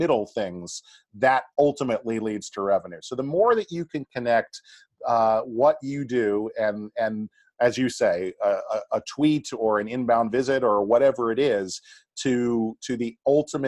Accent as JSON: {"language": "English", "town": "Boston", "region": "Massachusetts", "country": "United States", "tie": "born or raised there", "said": "I grew up in the Boston area."}